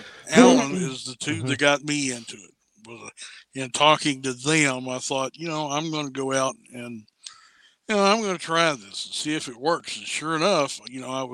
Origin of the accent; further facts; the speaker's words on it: Harrison County, Kentucky, United States; here in my hometown